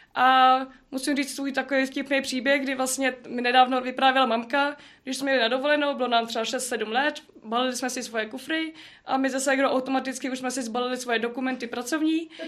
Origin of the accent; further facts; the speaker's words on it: Citoliby, Ústí nad Labem Region, Czechia; jsem z Citolib, taková malá vesnice, hezká